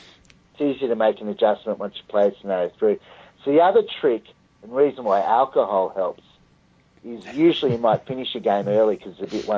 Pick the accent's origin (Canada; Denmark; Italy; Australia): Australia; as an Australian